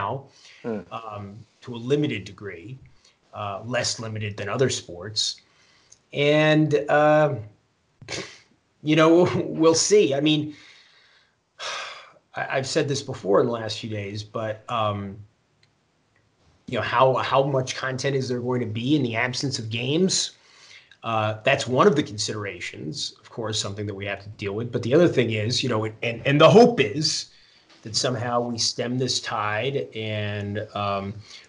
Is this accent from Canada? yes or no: no; New York City, New York, United States; now in Westport, Connecticut, United States; My hometown is New York City.